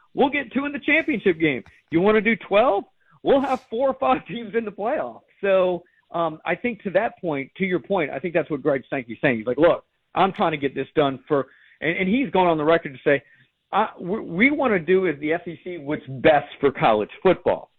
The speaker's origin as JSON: {"language": "English", "town": "New Orleans", "region": "Louisiana", "country": "United States", "said": "I'm a New Orleans guy. I'm from New Orleans."}